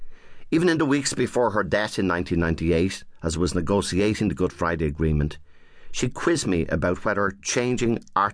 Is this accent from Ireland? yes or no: yes; Ireland; also born or lived in Cork (childhood summers); the sense of my roots that already developed growing up in the little Cork and Church Avenue.